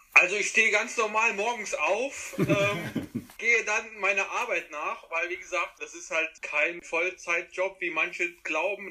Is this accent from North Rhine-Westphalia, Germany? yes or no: no; Trier, Rhineland-Palatinate, Germany; bei uns in Trier, da ist man zu den Spielen gegangen und dann natürlich auch anschließend irgendwann in den Verein gekommen